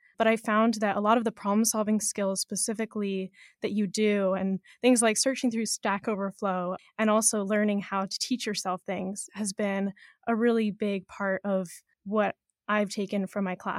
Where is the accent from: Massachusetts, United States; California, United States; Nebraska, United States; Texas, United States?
California, United States; moved away as an adult; I'm originally from California, and I'm also here in New York for the summer.